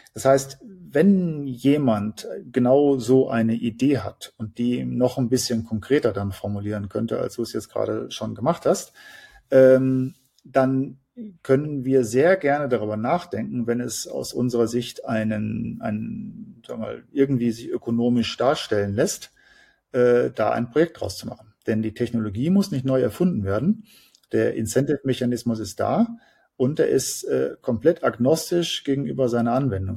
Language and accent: German; Germany